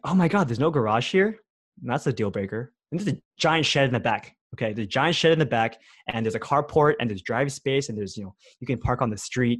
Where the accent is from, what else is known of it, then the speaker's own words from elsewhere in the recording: Bay Area, California, United States; I grew up here in the Bay Area